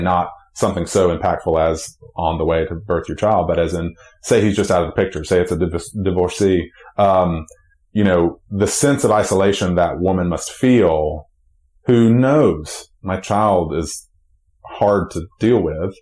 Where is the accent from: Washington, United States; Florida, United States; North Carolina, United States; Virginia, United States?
North Carolina, United States; Charlotte; I'm from Charlotte